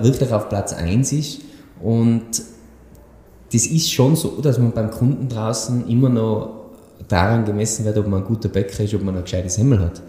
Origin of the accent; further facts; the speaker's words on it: Tyrol, Austria; bei uns in Tirol